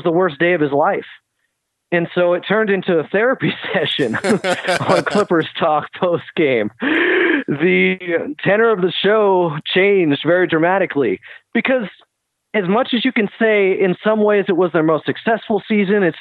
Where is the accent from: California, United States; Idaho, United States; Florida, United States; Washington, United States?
California, United States; Sacramento; now in Southern California, United States; when I was growing up in Sacramento